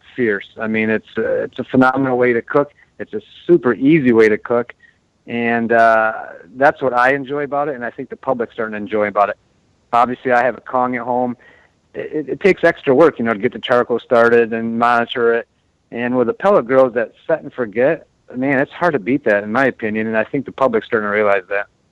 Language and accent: English; United States; we as American